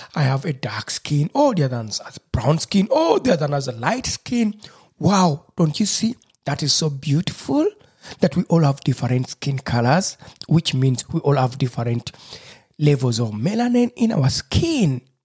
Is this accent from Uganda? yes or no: yes; Busoga, Uganda; first language Lusoga; English is a second language; my mother tongue, lusoga